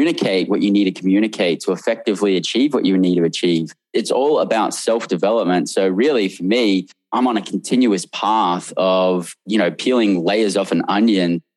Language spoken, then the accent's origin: English; Australia; now in United States; I came from Australia where we had tons of slang in Australia